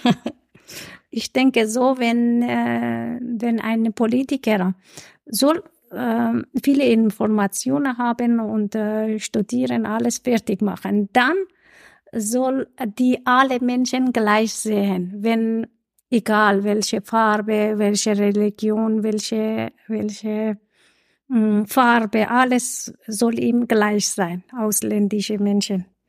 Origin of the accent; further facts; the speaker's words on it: Iran; German is a second language; now in Vienna, Austria; ich komme aus dem Iran